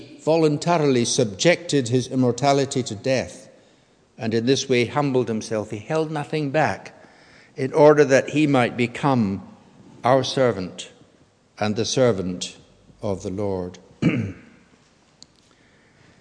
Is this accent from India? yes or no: no; United Kingdom; all of us who are British citizens